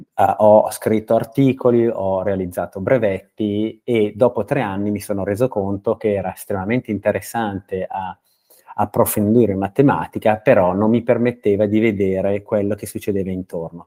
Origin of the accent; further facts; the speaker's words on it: Brianza, Lombardy, Italy; moved away as an adult; io sono Brianzolo eh, di, di, di, nascita eh, e, e ci ho vissuto fino ai 24 anni